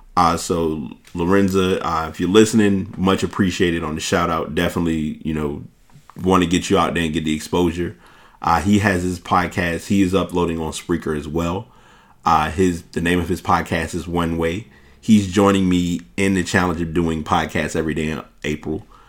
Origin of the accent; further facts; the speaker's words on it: New York, United States; I'm from New York